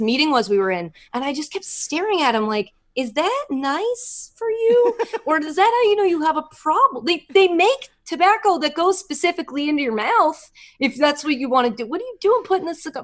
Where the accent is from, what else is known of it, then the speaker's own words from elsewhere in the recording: United States; I'm American